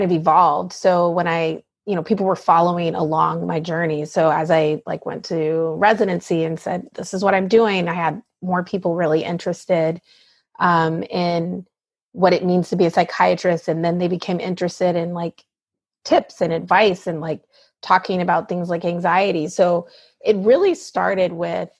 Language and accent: English; the South, United States; moved away as an adult; I grew up in the South and was really surrounded by people who looked like me